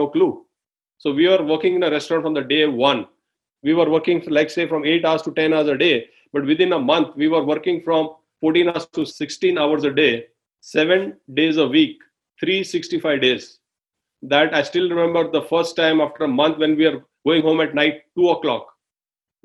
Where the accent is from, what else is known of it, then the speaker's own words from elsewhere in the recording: India; moved away as an adult; now in United States; I am from India